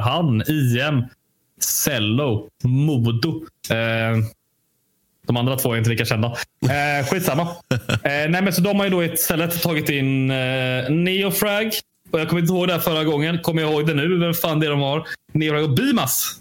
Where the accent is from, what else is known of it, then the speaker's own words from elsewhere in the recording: Sweden; jag är ju svensk